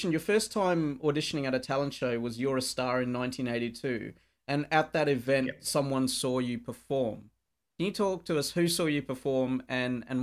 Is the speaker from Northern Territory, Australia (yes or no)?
yes; Darwin, Northern Territory, Australia; And my worst gig has been in my hometown of Darwin.